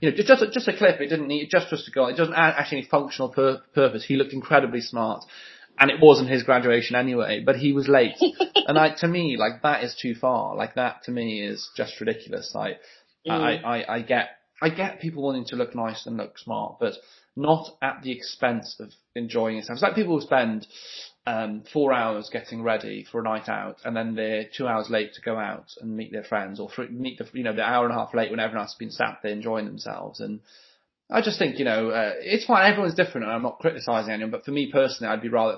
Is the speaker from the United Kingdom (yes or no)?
yes; Welsh, Wales, United Kingdom; being Welsh